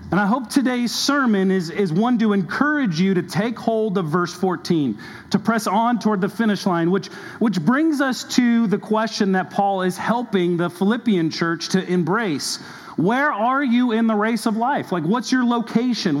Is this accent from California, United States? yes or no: yes; Southern California, United States; now in Kentucky, United States; I grew up actually in Southern California